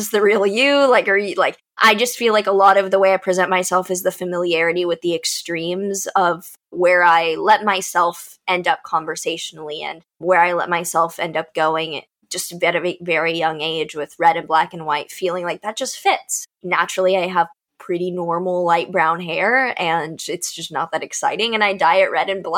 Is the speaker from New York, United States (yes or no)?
no; Texas, United States; growing up in Texas